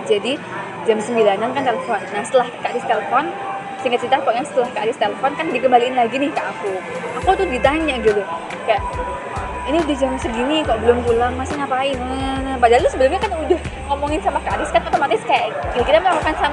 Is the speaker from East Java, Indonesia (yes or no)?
yes; Malang, East Java, Indonesia; Ya, aku asli Malang. Nah, aku dari kecil itu emang punya cita-cita, aku tuh pengen kuliah di luar kota.